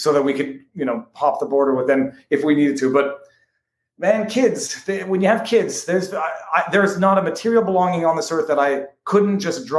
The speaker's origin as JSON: {"language": "English", "country": "United States", "tie": "born or raised there", "lives_now": "Miami, United States", "said": "I grew up on Lake Champlain, and I've lived in Miami now for 25 plus years."}